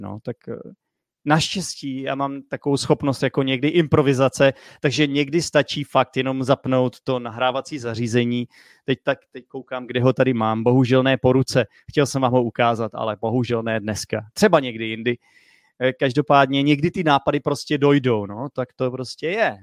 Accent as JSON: {"language": "Czech", "country": "United States", "second_language": "Czech", "moved": "yes", "lives_now": "Czech Republic", "said": "z Ameriky. Učím se česky, protože bydlím v Česku"}